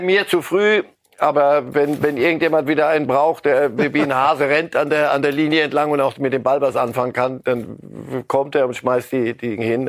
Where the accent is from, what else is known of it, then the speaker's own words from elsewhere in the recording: Germany; Bei uns in Deutschland